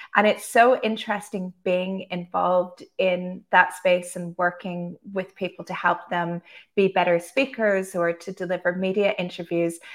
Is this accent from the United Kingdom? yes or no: no; Canada; moved away as an adult; now in Dubai, United Arab Emirates; Originally, I'm from Canada, but I've been living in Dubai for the past 14 years